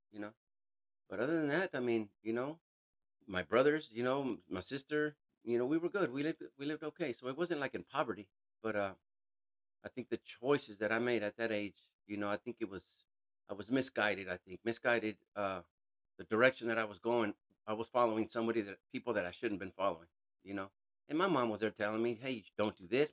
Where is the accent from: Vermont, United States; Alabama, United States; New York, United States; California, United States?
California, United States; I'm originally from California, born and raised